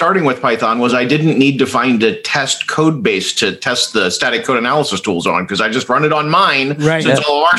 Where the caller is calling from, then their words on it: Redwood City, California, United States; Well, so I'm calling in from Redwood City, California, out here in Silicon Valley.